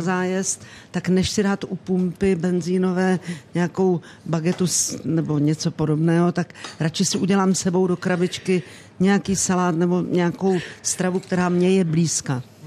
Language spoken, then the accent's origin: Czech; Rakovník, Central Bohemian Region, Czechia; vyrůstala jsem u babičky, u dědy v Rakovníku